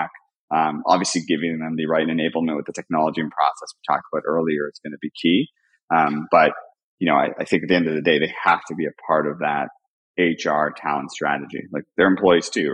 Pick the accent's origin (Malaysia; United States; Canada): Canada; I'm Canadian